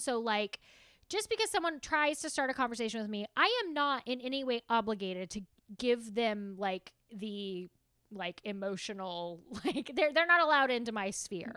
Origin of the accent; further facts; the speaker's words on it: the South, United States; I am from the South